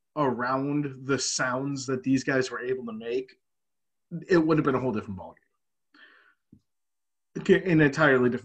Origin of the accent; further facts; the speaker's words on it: United States; as an American overseas